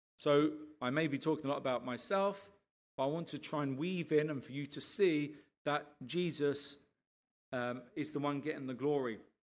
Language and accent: English; Arbury, East of England, United Kingdom; we grew up here in Arbery